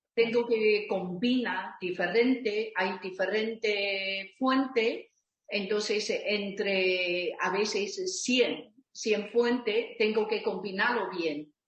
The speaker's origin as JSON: {"language": "Spanish", "town": "Taipei", "country": "Taiwan", "tie": "born or raised there", "second_language": "Spanish", "moved": "as an adult", "lives_now": "Barcelona, Spain", "said": "Yo originalmente vengo de Taipei, Taiwán"}